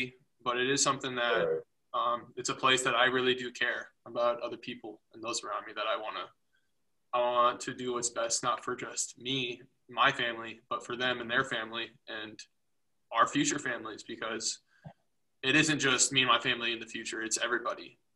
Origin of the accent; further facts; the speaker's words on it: United States; where we live as an American